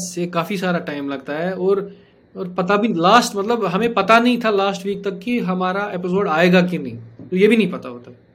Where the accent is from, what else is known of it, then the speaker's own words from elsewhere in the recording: Jammu and Kashmir, India; हम तो पले बड़े ही इसमें हैं